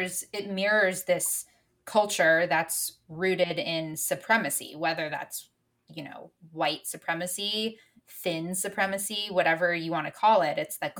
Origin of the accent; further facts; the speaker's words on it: Los Angeles, California, United States; growing up in Los Angeles.